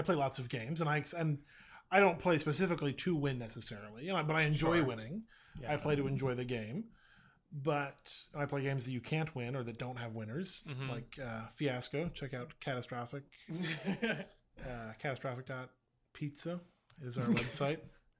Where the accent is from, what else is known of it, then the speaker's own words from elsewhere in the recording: Boston, Massachusetts, United States; The same way growing up in Boston, you couldn't not celebrate the Red Sox winning in 2004.